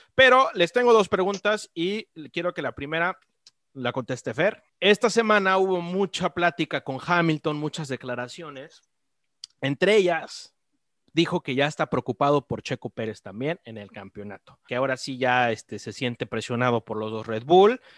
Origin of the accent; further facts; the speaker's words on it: Mexico; Uno como mexicano